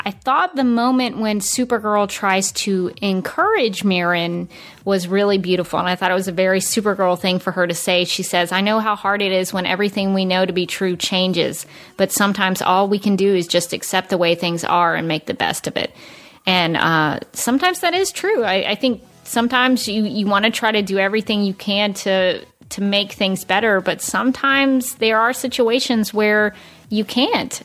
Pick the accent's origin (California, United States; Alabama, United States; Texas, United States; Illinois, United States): Alabama, United States; Birmingham; when I grew up in Birmingham, Alabama, we had Piggly Wiggly.